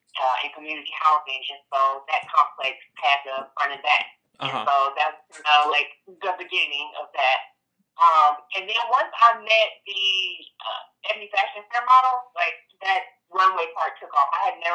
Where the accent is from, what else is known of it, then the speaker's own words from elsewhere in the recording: Florida, United States; also born or lived in Flint, Michigan / Georgia; I was born in Flint, Michigan. I grew up in Florida, and I started elementary school in Georgia. So I kind of moved around a lot.